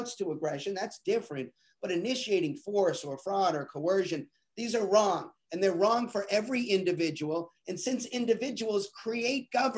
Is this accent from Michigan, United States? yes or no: no; Boston, Massachusetts, United States; I'm from Boston, and everybody in my family and everybody I knew was a Democrat